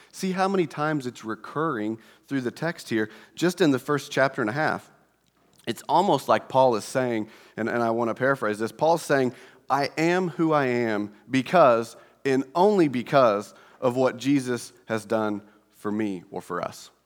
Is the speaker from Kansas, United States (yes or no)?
no; Indiana, United States; we're from Indiana